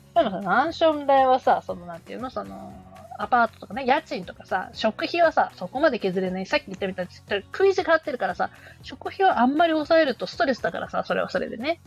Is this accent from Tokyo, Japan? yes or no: no; Sapporo, Hokkaido, Japan; 地元札幌